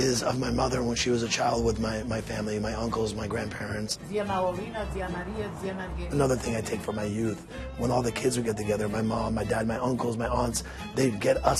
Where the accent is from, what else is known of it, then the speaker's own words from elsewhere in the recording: Palermo, Sicily, Italy; now in Berkeley, United States; I grew up in Palermo, Sicily.